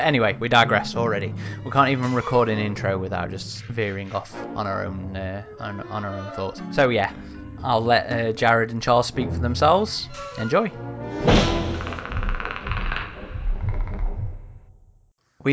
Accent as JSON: {"language": "English", "country": "United Kingdom", "said": "I'm British"}